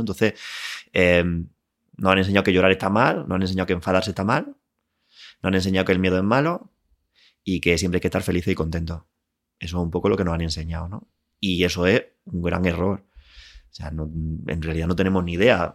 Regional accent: Linares, Andalusia, Spain; moved away as an adult; also born or lived in Málaga; now in Madrid, Spain; nací en Linares, eh, viví allí hasta que me fui a estudiar a, Málaga

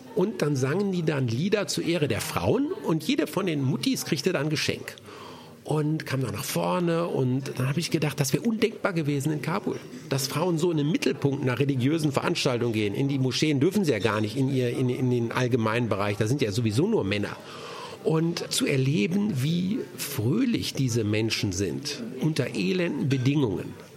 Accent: Germany; unser Land

